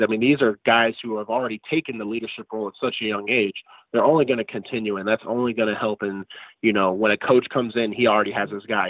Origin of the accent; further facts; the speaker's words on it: Clarksville, Tennessee, United States; I grew up in Clarksville my whole life. Both my parents were Austin Peay alums